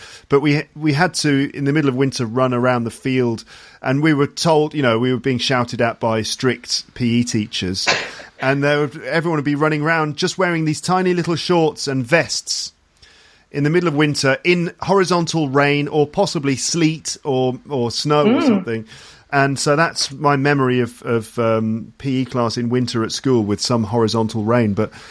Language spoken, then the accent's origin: English; Solihull, West Midlands, United Kingdom; also born or lived in Ealing, London; now in Paris, France; the first sort of 9 years of my life was spent in London, in West London, in Ealing. But then when I was nine, we moved to Solihull, Warwickshire. West Midlands.